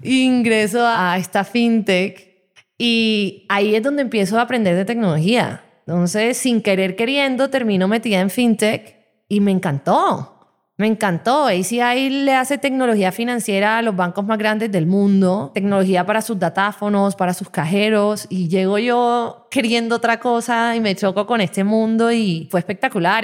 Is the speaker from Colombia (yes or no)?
yes; Barranquilla, Atlántico, Colombia; Yo vengo de una ciudad